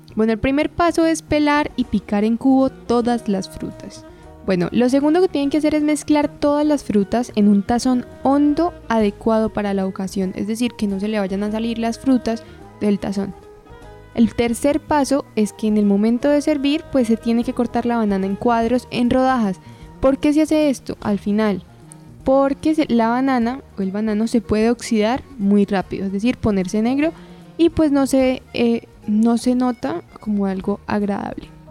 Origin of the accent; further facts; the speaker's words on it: Colombia; acá en Colombia